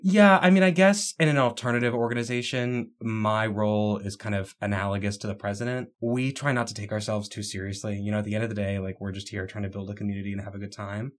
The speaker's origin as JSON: {"language": "English", "town": "Haymarket", "region": "Virginia", "country": "United States", "tie": "born or raised there", "also_born_or_lived": "Texas / Crystal City, Virginia", "said": "I grew up in Haymarket, Virginia"}